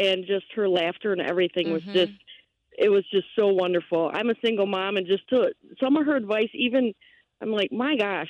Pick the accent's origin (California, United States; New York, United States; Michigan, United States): Michigan, United States; Holland; I grew up in Holland